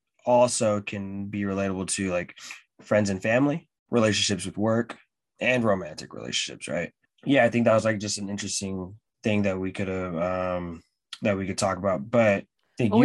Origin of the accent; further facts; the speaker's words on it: Seattle, Washington, United States; from here. And like, from Seattle.